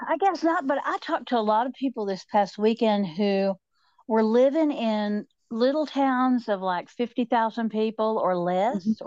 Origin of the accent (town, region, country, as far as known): Appalachia, United States; accent: southern